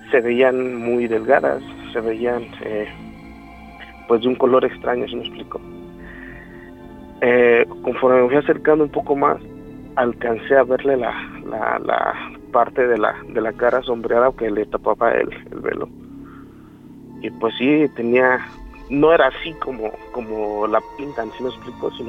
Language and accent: Spanish; Morelos, Mexico; Yo soy de Morelos.